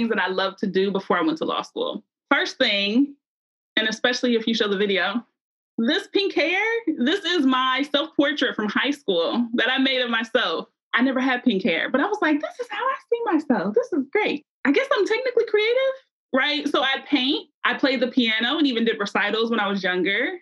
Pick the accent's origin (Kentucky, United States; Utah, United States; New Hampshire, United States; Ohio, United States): Ohio, United States; Columbus; now in Cincinnati, United States; I'm from Columbus, Ohio, which has Ohio State